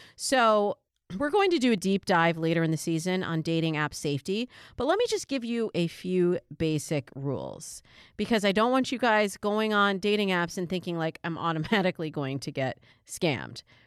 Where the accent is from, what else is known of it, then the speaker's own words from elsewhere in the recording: Michigan, United States; also born or lived in New York; now in California, United States; Michigan, my home state